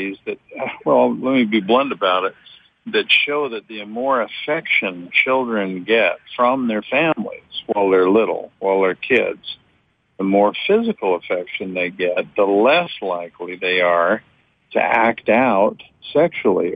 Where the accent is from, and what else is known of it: United States